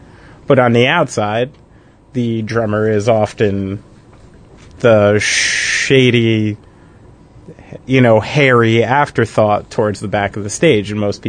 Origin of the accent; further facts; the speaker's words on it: Somerville, New Jersey, United States; also born or lived in Raritan, New Jersey / Bridgewater, New Jersey; Went to high school in Bridgewater, grew up in Somerville. So I'm a Somerset County